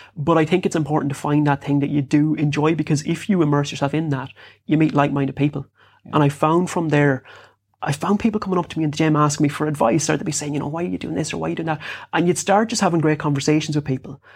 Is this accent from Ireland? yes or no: yes; Bunninadden, Connacht, Ireland; I grew up in Bunnaden, which is in South Sligo